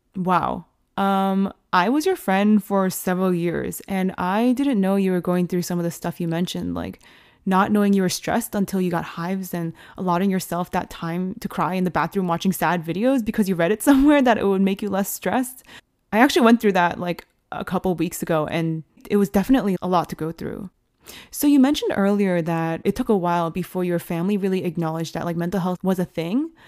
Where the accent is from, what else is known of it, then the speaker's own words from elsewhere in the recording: United States; as Asian American women